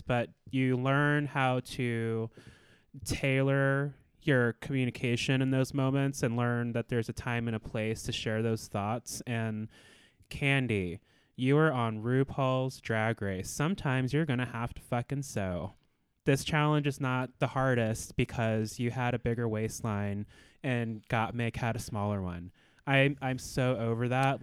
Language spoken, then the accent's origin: English; Anchorage, Alaska, United States; I was born and raised in Anchorage, Alaska